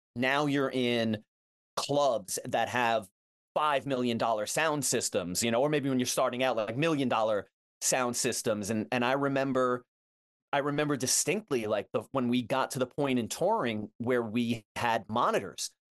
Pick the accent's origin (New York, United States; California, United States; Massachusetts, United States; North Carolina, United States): New York, United States; Levittown; when I was growing up, you know, in a, in a two-town radius. So, my town, Levittown, I'm from Levittown, New York